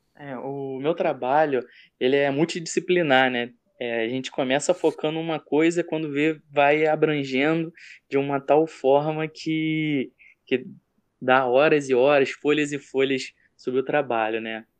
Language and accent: Portuguese; Brazil; nós somos brasileiros